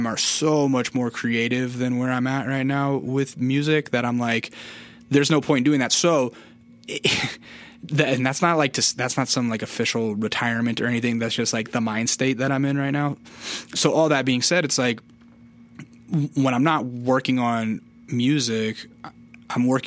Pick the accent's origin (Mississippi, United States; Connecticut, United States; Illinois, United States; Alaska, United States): Alaska, United States; also born or lived in California; now in Los Angeles, United States; when I was growing up in Alaska